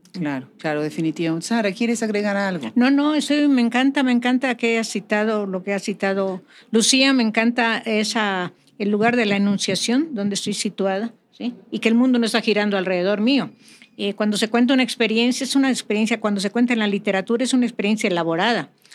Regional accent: Mérida, Yucatán, Mexico; now in California, United States; soy de Mérida, del barrio antiguo de Santiago

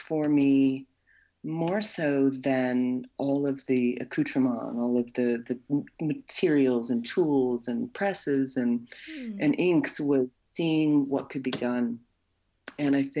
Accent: Wisconsin, United States; accent: Wisconsin; moved away as an adult; now in Nova Scotia, Canada; I'm a citizen, born and raised in Wisconsin

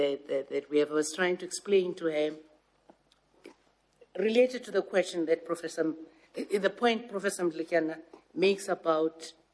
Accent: South Africa; I am South African and I am a South African diplomat

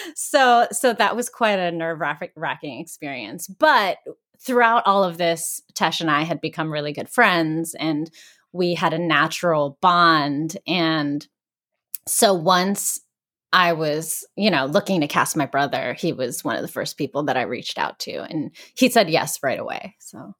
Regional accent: Greensburg, Pennsylvania, United States; moved away; Greensburg where I shot the film, my hometown in Pennsylvania

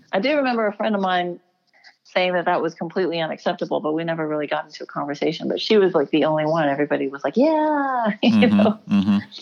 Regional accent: Houston, Texas, United States; I was born and raised in Houston, Texas

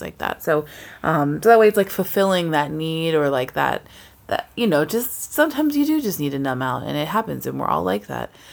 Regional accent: East Coast, United States; now in West Coast, United States; we're both not from the West Coast, how we maintain our relationships with people back home. Yeah. You know, back east

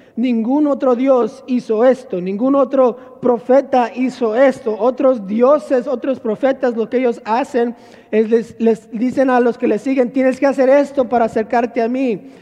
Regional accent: Monterrey, Nuevo León, Mexico; yo crecí en Monterrey, Nuevo León

